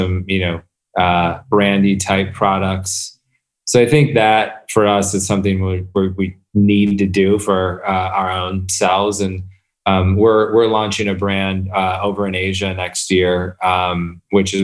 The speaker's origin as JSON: {"language": "English", "town": "Flint", "region": "Michigan", "country": "United States", "tie": "born or raised there", "also_born_or_lived": "Detroit", "moved": "yes", "said": "I grew up outside of Flint"}